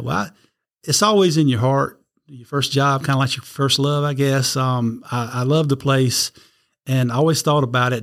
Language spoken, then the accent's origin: English; Red Springs, North Carolina, United States; I was born in Red Springs, North Carolina, little town just south of Fayetteville